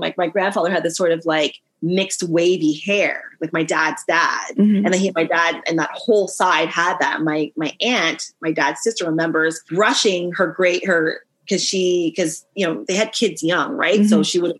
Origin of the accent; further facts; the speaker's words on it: Canada; I can say I'd say I'm very Canadian. Mm-hmm. Like, my culture is Canadian, but I also have that mix up mashup with like Trinidad and Grenada just because of my home.